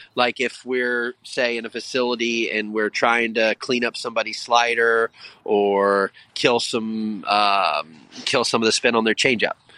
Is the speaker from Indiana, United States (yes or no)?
yes; Indiana, United States; also born or lived in Texas; now in Delaware County, Pennsylvania, United States; I'm from Indiana and lived in Texas